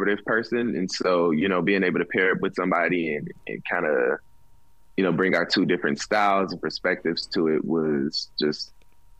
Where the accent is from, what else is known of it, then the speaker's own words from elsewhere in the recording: Gary, Indiana, United States; I'm from Gary, Indiana